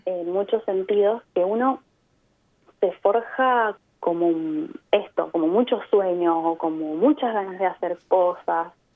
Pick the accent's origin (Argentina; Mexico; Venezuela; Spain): Argentina; Mendoza; moved away as an adult; also born or lived in Byron Bay, Australia; now in Adelaide, Australia; Yo vengo de Mendoza, mm. en Argentina, que al pie de los Andes, ahí al lado de Chile